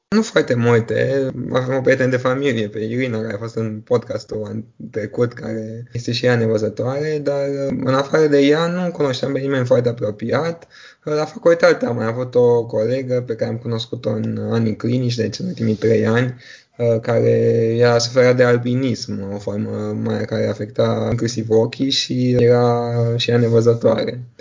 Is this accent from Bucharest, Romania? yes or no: yes; Bucharest, Romania; also born or lived in United Kingdom; M-am născut în România, în București, am urmat aici școala și liceul